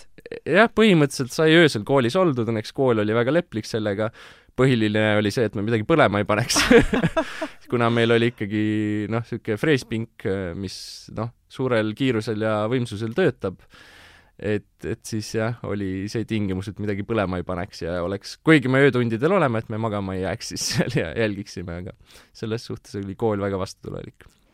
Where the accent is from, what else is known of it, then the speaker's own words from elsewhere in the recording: Tartu, Tartu County, Estonia; mina olen põline tartlane